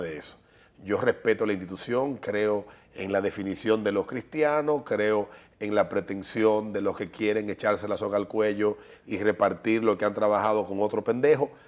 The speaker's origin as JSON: {"language": "Spanish", "country": "Dominican Republic", "said": "somos dominicanos"}